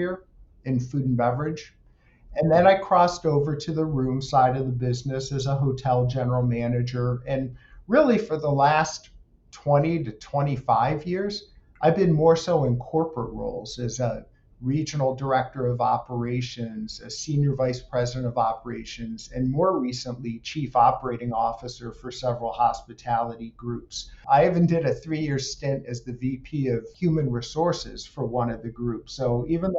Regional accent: Apalachin, New York, United States; I actually grew up not too far away from here, outside of Binghamton, New York, in the southern tier, in a little town called Apalachin

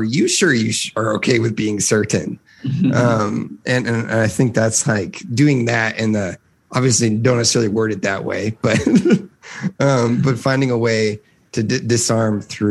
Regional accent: Midwest, United States; I grew up in the Midwest

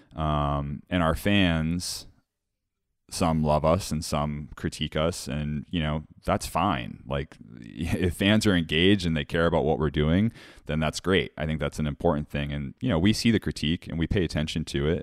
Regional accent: Woods Hole, Massachusetts, United States; Woodsole Oceanographic Institute is in my hometown

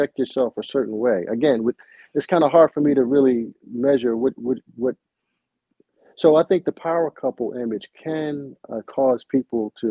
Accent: Baltimore, Maryland, United States; I'm born and raised in Baltimore City

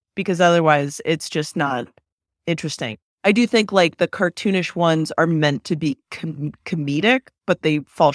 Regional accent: Bay Area, California, United States; when I was growing up in the Bay Area

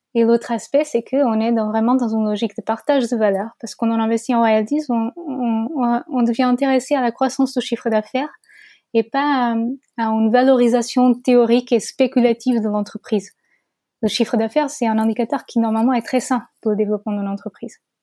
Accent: Portugal; French is a second language; moved away as an adult; now in France; je suis portugaise. Euh, j'ai vécu au Portugal jusqu'à la fin de mes études supérieures

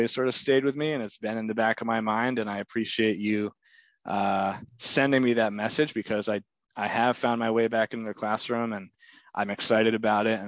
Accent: Lyme, New Hampshire, United States; also born or lived in Hanover; I grew up in Lyme, so I was in Lyme before I went into Hanover.

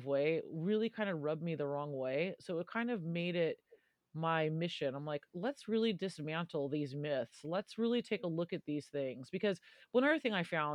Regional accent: California, United States; moved away as an adult; now in London, United Kingdom; I'm from California

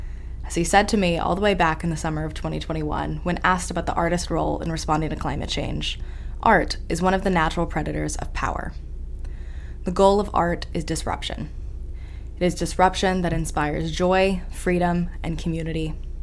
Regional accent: Charleston, South Carolina, United States; I returned to my hometown of Charleston, South Carolina for the summer

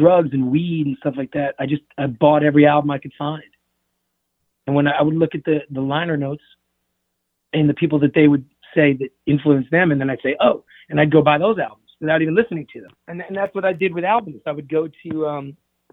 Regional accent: Oceanside, New York, United States; also born or lived in Queens, New York / Catskills, New York; I was born in Queens, moved out of Queens when I was a kid, moved to Long Island, you know, Nassau, Oceanside, Long Island, on the South Shore.

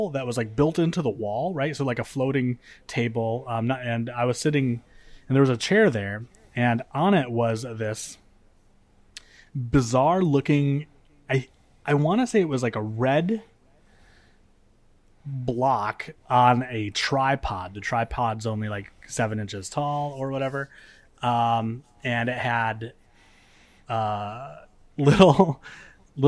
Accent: Michigan, United States; moved away; So I grew up in Michigan, and in Michigan we have basements

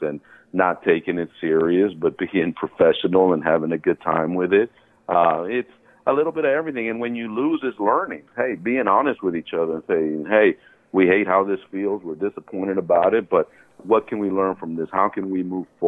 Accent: Houston, Texas, United States; moved away as an adult; also born or lived in Bogota, Colombia; now in Minneapolis, United States; I'm originally from Bogota, Colombia, but Houston is home. Houston is where I grew up

